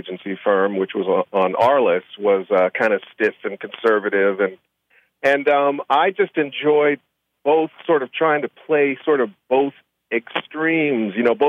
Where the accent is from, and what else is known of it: Chicago, Illinois, United States; born or raised there